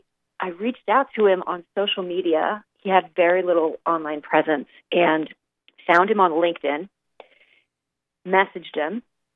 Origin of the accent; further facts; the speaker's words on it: St. Louis, Missouri, United States; moved away as an adult; now in New York City, United States; I moved to New York City from the Midwest. I'm mm-hmm. from St. Louis.